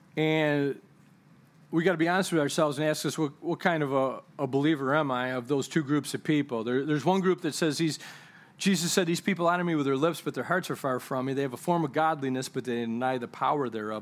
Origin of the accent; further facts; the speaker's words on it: United States; I'm a kingdom citizen before I'm even an American citizen